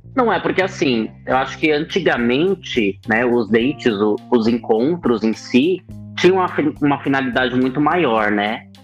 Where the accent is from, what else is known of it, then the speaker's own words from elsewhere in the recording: São Paulo, Brazil; sou auxiliar de escritório, sou de São